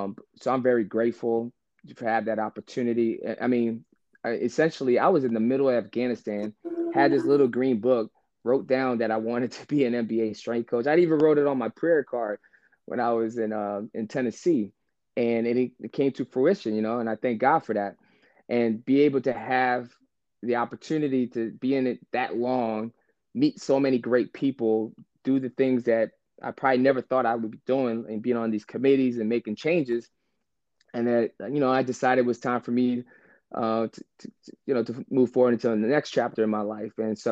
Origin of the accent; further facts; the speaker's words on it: Germany; born there; I was an army brat, so my dad was stationed in Germany, and I was born in Germany.